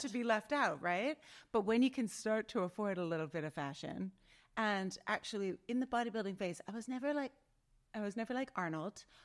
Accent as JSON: {"language": "English", "town": "Outlook", "region": "Saskatchewan", "country": "Canada", "tie": "born or raised there", "moved": "yes", "said": "I grew up in, I was born in Saskatchewan in a little town called Outlook."}